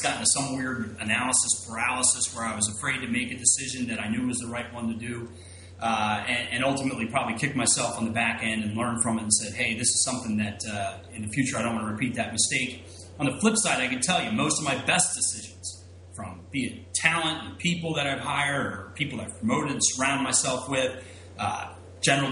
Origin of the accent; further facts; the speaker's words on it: Philadelphia, Pennsylvania, United States; I'm going to stay here in my backyard, my hometown of Philadelphia